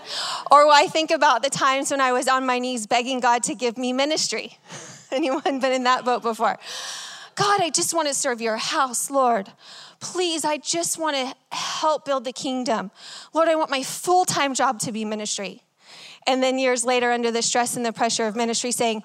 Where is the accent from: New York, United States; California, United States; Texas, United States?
Texas, United States; I'm from Texas